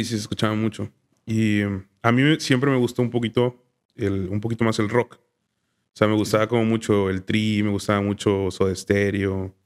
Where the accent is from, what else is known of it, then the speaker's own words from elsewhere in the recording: Tuxpan, Veracruz, Mexico; moved away as an adult; now in Vancouver, Canada; Soy veracruzano. Soy de Tuxpan, Veracruz.